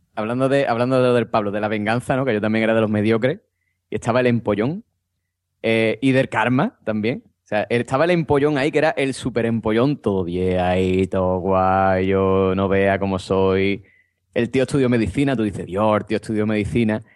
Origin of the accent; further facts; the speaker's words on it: Andalusia, Spain; yo como buen andaluz